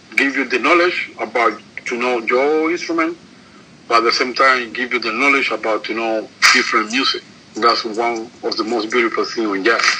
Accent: Cuba; I'm from Cuba.

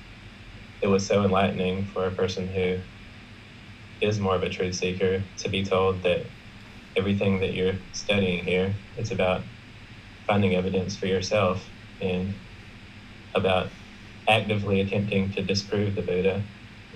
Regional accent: South Carolina, United States; I'm from South Carolina, which is in the United States

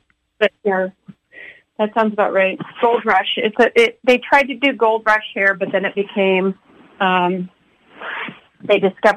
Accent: Oakland, California, United States; now in Eureka, United States; I was born in Oakland, California in 1971

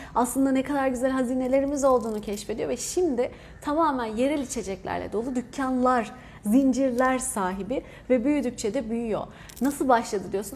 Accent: Hatay, Turkey; born or raised there

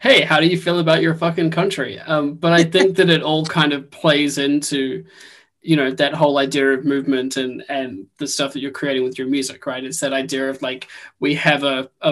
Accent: New Zealand; now in United Kingdom; I'm originally from New Zealand, I moved to the UK.

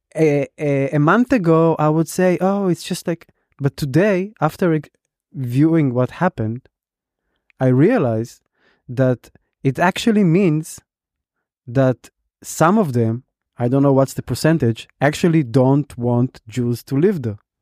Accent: Israel; now in Berlin, Germany; I used to like identify as an Israeli

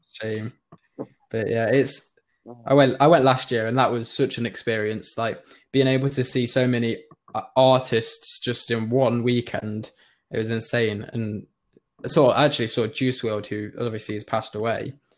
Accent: Nottingham, East Midlands, United Kingdom; I'm from Nottingham

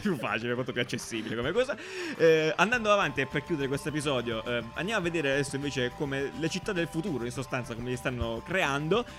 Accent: Cisternino, Apulia, Italy; Cisternino, mio paese

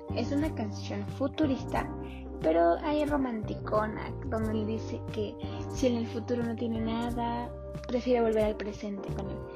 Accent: Mexico; los mexicanos lo podemos todo

